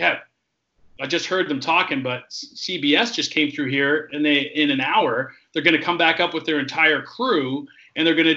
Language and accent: English; Toronto, Ontario, Canada; we're from Toronto